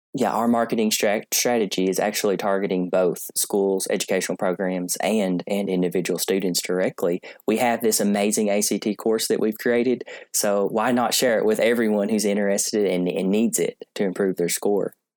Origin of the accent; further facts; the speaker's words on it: Columbia, Kentucky, United States; I'm uh, located in Columbia, Kentucky, and that is my hometown